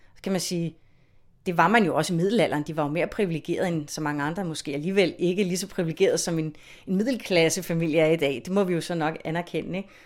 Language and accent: Danish; Copenhagen, Capital Region of Denmark, Denmark; er jeg jo født og opvokset i København